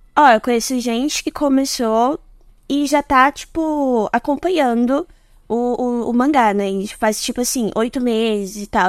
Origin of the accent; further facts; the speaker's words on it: Recife, Pernambuco, Brazil; Eu sou de Recife, Pernambuco